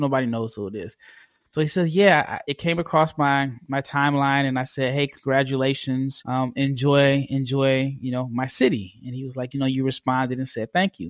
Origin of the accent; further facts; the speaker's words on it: United States; as an American